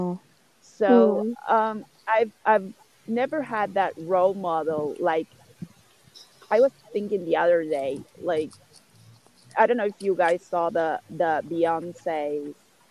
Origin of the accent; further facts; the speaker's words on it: Uruguay; as I grew up in Uruguay, most of the people here are white